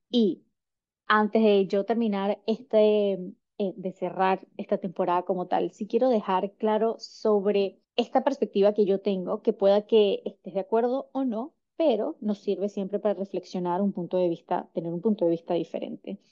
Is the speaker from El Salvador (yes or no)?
no; Caracas, Capital District, Venezuela; moved away as an adult; also born or lived in United States; yo soy de Caracas, Venezuela.